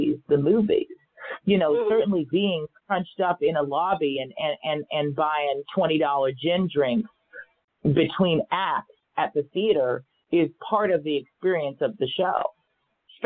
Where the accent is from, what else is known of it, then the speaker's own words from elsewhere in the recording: Los Angeles, California, United States; I grew up here in Los Angeles